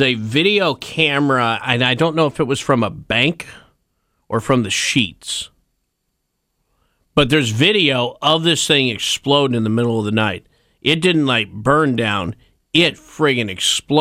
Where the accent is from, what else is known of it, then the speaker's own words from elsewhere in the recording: North Carolina, United States; we're both from North Carolina